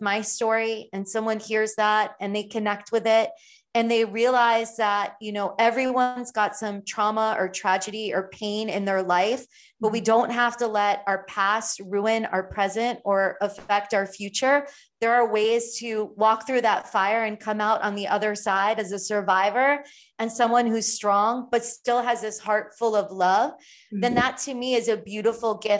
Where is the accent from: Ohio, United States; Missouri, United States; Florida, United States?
Florida, United States; Miami and Fort Lauderdale, South; where I grew up in South Florida, in Miami and Fort Lauderdale